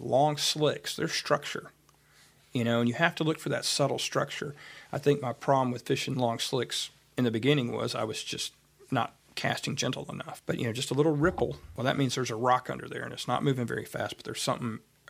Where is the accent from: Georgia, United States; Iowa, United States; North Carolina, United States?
Georgia, United States; Atlanta; We grew up fishing trout on the Hooch in Atlanta.